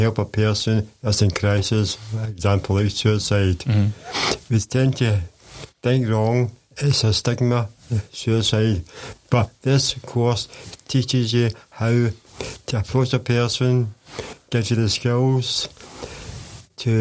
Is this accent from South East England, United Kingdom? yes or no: no; Glasgow, Scotland, United Kingdom; I'm from Dunchapel